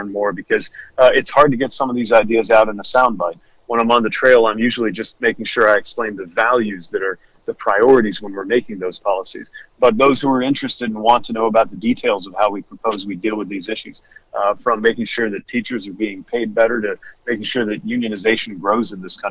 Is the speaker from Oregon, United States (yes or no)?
no; South Bend, Indiana, United States; I'm from South Bend